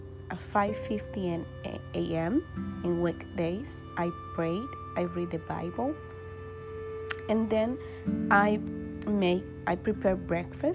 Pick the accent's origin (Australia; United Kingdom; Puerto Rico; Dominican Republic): Dominican Republic; English is a second language; I'm from Dominican Republic.